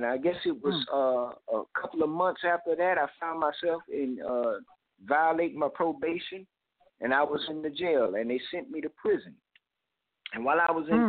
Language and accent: English; Miami, Florida, United States; I grew up in Miami, Florida